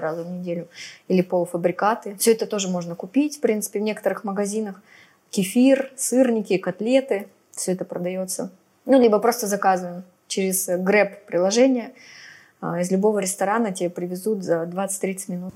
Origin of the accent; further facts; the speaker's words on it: Novosibirsk, Novosibirsk Oblast, Russia; moved away as an adult; now in Phuket, Thailand; я из Новосибирска